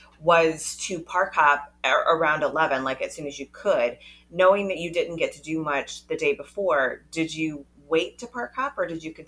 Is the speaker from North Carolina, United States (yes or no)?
yes; North Carolina, United States; I am from the South. I grew up in North Carolina.